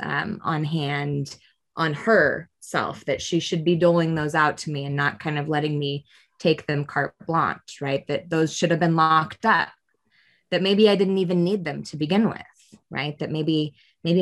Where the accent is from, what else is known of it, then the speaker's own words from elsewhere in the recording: Spokane County, Washington, United States; I grew up in Spokane County, and I grew up as an at-risk